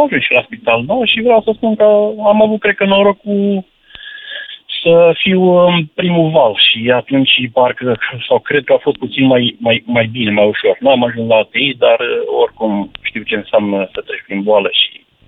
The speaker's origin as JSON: {"language": "Romanian", "town": "Balș", "region": "Olt County", "country": "Romania", "said": "sunt cetățean orașului Balș"}